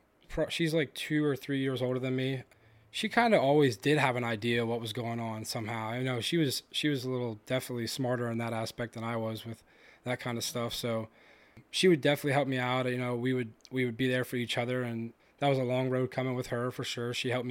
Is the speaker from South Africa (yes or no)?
no; London, United Kingdom; I grew up in South London. I still live there now, actually. I bought that house from my dad pretty recently.